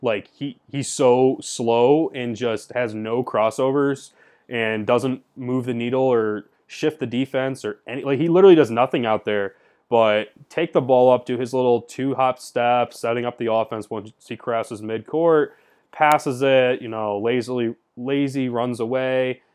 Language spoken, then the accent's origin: English; Detroit area, Michigan, United States; my hometown Pistons